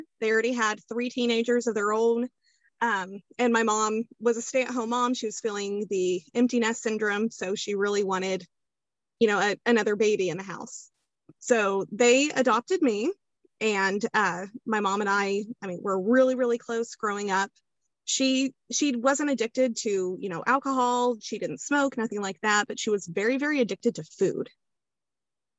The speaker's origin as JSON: {"language": "English", "region": "Kansas", "country": "United States", "said": "I am from Kansas"}